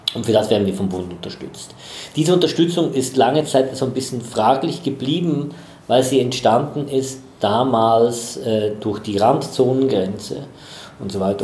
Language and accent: German; Chur, Graubünden, Switzerland; moved away as an adult; also born or lived in Basel / Essen / Düsseldorf / Madrid; now in Bad Gandersheim, Germany; ich komme aus der Schweiz. In der Schweiz gibt es wenig große Städte. Es gibt Basel, es gibt Zürich. So, mhm. Die anderen das sind so kleinere Städte. Ich komme aus den, äh, aus den Bergen, aus Chur